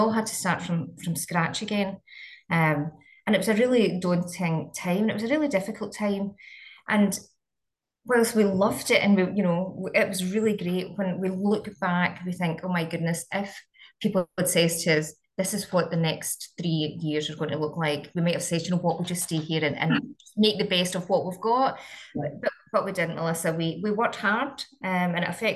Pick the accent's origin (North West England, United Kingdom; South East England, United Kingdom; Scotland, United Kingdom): Scotland, United Kingdom; moved away as an adult; now in Australia; I'm from Scotland, so you'll probably pick that up during the interview